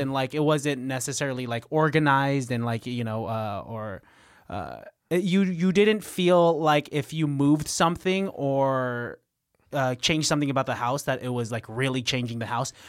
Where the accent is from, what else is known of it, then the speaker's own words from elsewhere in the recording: Pittsburg, California, United States; moved away; also born or lived in Antioch, California; I'm from, like, the nine two five Pittsburgh